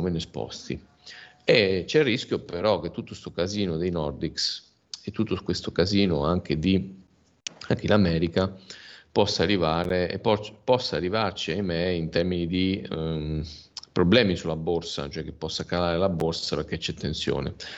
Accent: Veneto, Italy; essendo veneto di origine

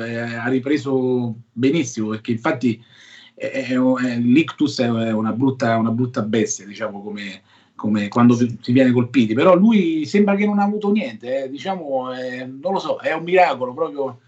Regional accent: Rocca Priora, Lazio, Italy; al mio piccolo paesino, Rocca, Rocca Priore, ai castelli romani, vicino Fascati

